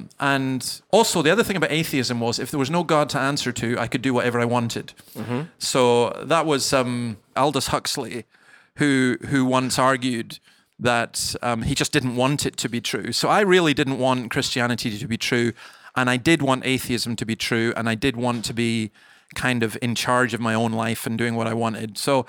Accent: Scotland, United Kingdom; For example, I grew up in the Highlands of Scotland, and I used to walk along these cliffs that were about 200 feet high

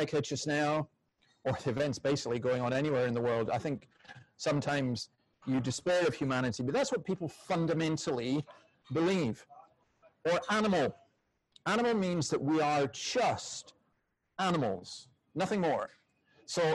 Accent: Scotland, United Kingdom; I'm Scottish

